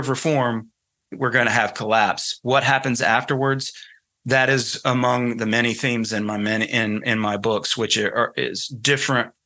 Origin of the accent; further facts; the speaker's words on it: North Carolina, United States; accent: Southern; moved away; excuse my Southern accent, I'm from North Carolina originally, so you can probably hear it in my voice